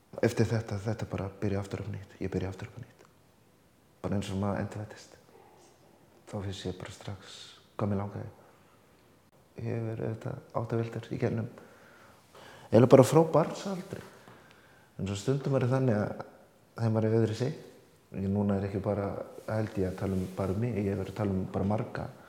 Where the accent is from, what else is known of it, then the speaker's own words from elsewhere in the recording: Akureyri, Northeastern Region, Iceland; also born or lived in Ambarawa, Indonesia; ég er frá Akureyri